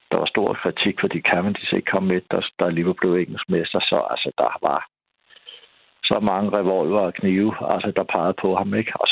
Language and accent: Danish; Denmark; det synes jeg som dansker